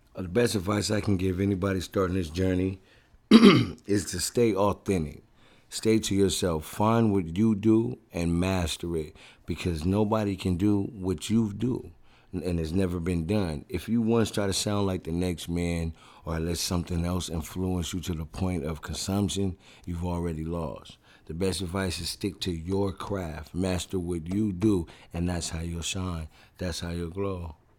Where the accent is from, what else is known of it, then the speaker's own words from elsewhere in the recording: Oceanside, California, United States; I'm born and raised in Oceanside, the northern part of San Diego, which is in California